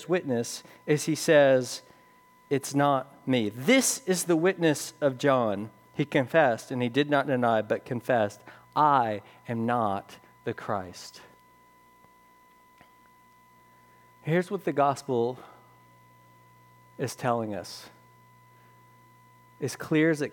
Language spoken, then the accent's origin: English; the South, United States; I'm from the South